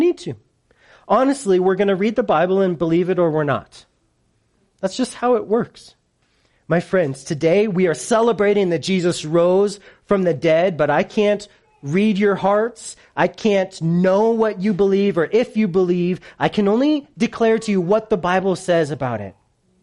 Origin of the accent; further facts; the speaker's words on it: United States; I'm such an American